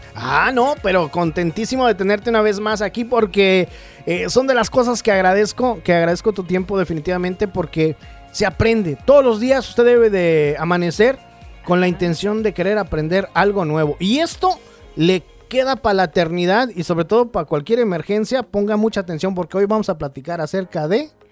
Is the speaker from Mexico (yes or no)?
yes; Mexico; moved away; Es que uno en México merienda, aquí no